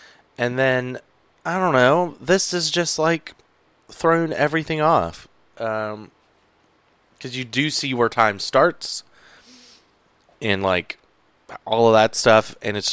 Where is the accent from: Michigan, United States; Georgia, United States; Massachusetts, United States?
Georgia, United States; moved away; growing up in Georgia